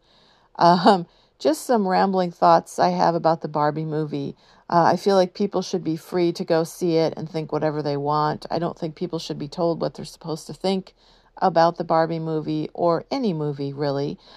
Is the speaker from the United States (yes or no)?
yes; San Diego, California, United States; I grew up in San Diego